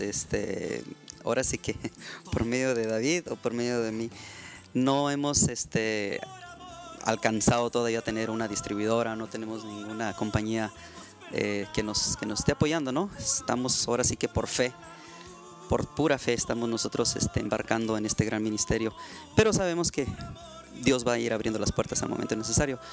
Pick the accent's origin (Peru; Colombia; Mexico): Mexico; Ensenada, Baja California; also born or lived in Tijuana; now in United States; soy mexicano nací en Tijuana, me crié en Ensenada y pues ya tengo acá en Estados Unidos, pues ahora sí que toda una vida, como unos 30 años